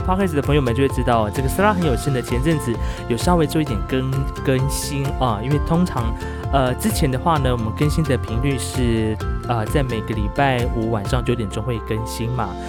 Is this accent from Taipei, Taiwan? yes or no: no; Hualien County, Taiwan; 来自华联阿美族